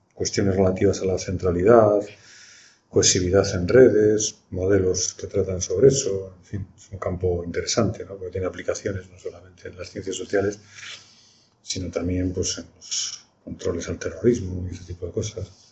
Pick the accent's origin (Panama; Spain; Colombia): Spain; Burgos, Castile and León; moved away; Yo procedo de una ciudad de provincias, estudié matemáticas provincia provincias que ahora tiene universidad, que es Burgos